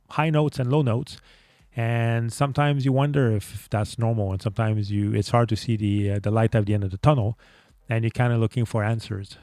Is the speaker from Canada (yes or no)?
yes; Montreal, Quebec, Canada; English is a second language; I'm actually from Canada, Montreal, Canada, which would explain the accent that I have.